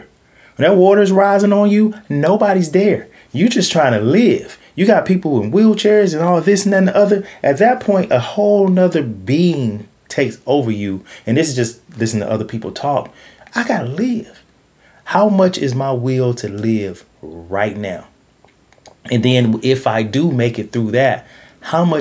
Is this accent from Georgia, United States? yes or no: yes; Georgia, United States; now in Los Angeles, United States; I'm from Georgia